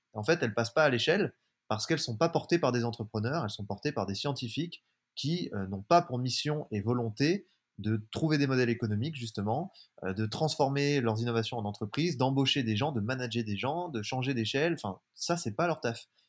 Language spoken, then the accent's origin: French; Jura, Bourgogne-Franche-Comté, France; moved away; je suis originaire du Jura, un petit village de 200 habitants entre Lyon et Genève